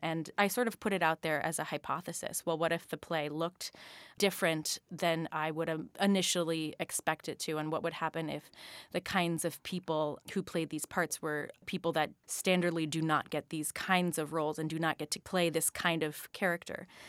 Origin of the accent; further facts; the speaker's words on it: Phoenix, Arizona, United States; moved away; growing up in Phoenix, Arizona